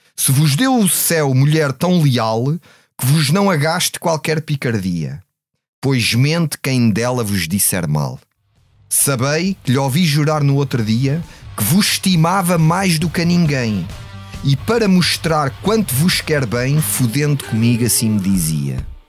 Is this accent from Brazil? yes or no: no; Odivelas, Lisbon, Portugal; vinha de Odivelas, onde era tudo uma coisa muito classe operária